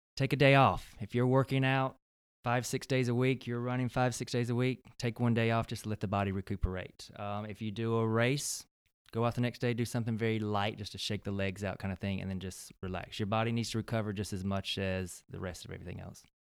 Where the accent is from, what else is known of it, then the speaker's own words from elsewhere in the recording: Belton, South Carolina, United States; moved away; originally born and raised in South Carolina, from upstate, uh, South Carolina, a very small town called Belton